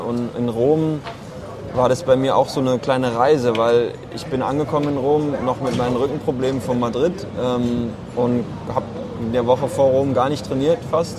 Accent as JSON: {"language": "German", "town": "Karlsruhe", "region": "Baden-Württemberg", "country": "Germany", "tie": "born or raised there", "said": "ein Jahr in Karlsruhe Ruppur, da wo ich herkomme"}